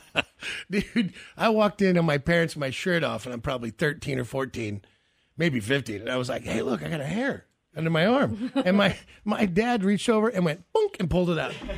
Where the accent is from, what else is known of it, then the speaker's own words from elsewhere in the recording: Kansas City, United States; when we were growing up in Kansas City